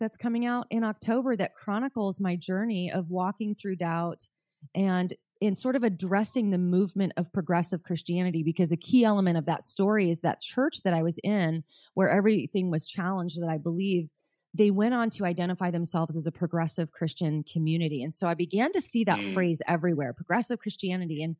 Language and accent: English; Southern California, United States; I grew up in Southern California